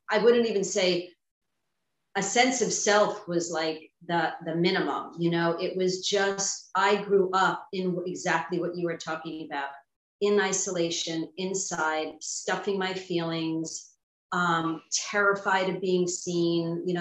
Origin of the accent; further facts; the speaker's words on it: Long Island, New York, United States; I grew up in New York um, on Long Island.